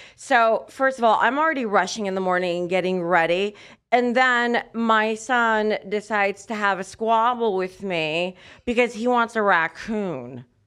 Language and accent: English; United States; As an American that watches American basketball exclusively